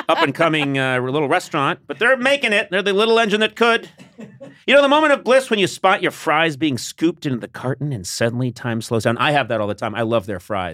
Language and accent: English; Boston, Massachusetts, United States; I am from Boston.